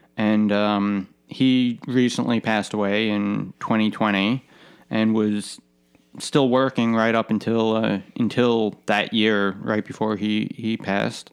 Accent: United States; being American

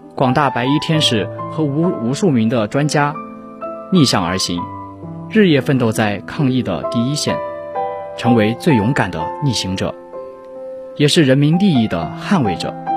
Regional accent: China; 自己作为一个中国人

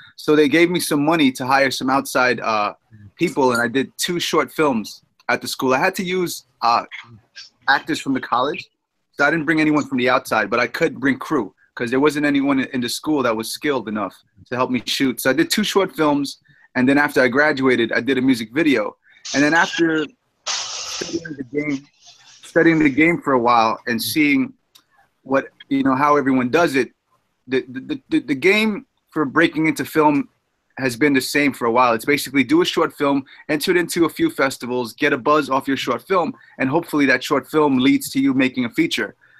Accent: New York City, New York, United States; I'm a guy from Jamaica, Queens, New York

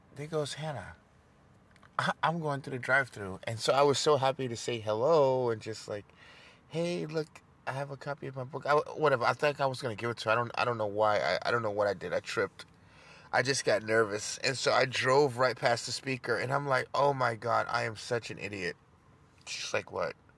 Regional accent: New York City, New York, United States; moved away as an adult; also born or lived in Dubai / Dallas; Growing up in New York City and South Jamaica, 80s and 90s

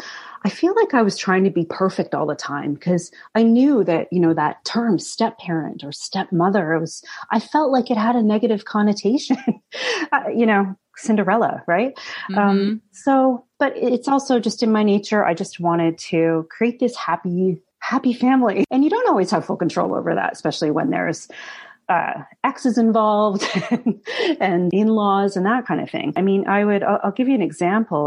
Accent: Canada; English background growing up in Canada

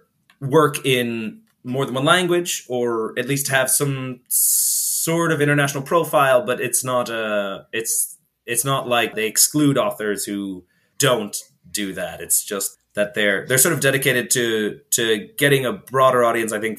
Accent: New York, United States; moved away as an adult; now in Galicia, Spain; I was born in New York. I was raised there for some 17 odd years

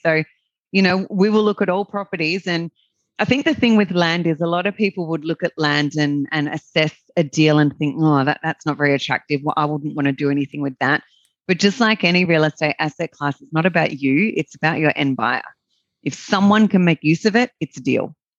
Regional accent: Australia; accent: Australian; as your listeners can, can probably tell by my accent, I'm an Australian

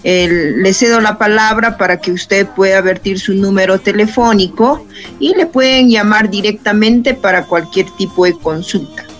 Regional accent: Junín, Peru; nuestro Junín

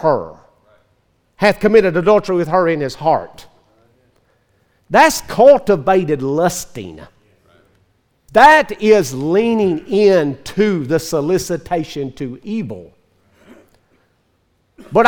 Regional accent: Northeast Mississippi, United States; I was raised in Northeast Mississippi, very close to Memphis.

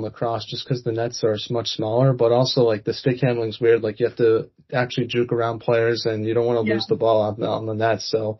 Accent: East Coast, United States; Like, I'm from the East Coast, and it's just hard to fathom how you guys can sell out an NHL arena for a high school hockey game.

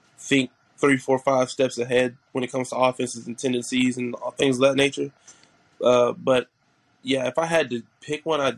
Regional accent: Oklahoma City, Oklahoma, United States; also born or lived in Edmond, Oklahoma; I'm from Oklahoma City, Oklahoma, but I moved to Edmond to play football at Edmond Santa Fe

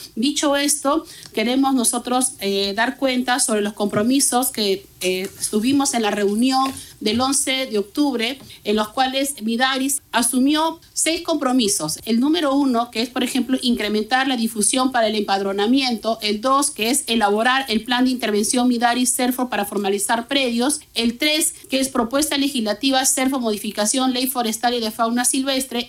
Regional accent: Peru

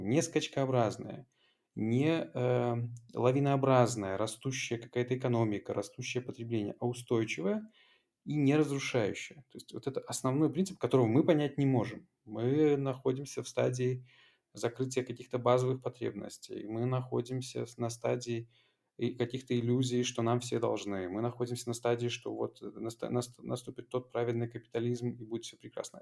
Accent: Belarus; moved away as an adult; now in Poland; родная страна

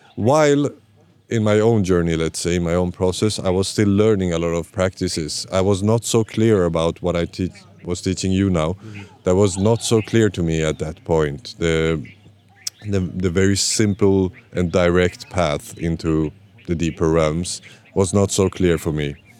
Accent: Sweden; also born or lived in Iran; I'm born in Iran but raised in Sweden

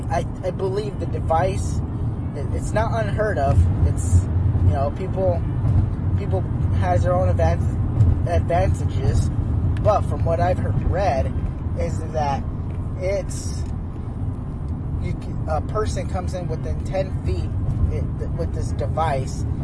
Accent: Phoenix, Arizona, United States; now in Oregon, United States; I'm from Phoenix, Arizona

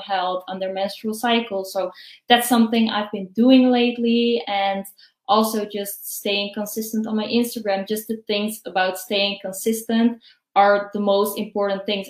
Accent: Netherlands; I'm from the Netherlands

